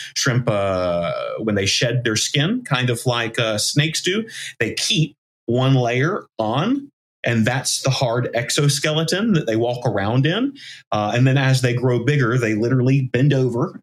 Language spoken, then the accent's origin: English; the South, United States; I grew up in the South